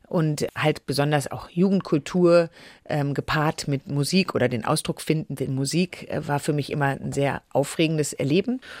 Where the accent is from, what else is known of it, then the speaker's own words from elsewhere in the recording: Düsseldorf, North Rhine-Westphalia, Germany; Ich bin in Düsseldorf aufgewachsen.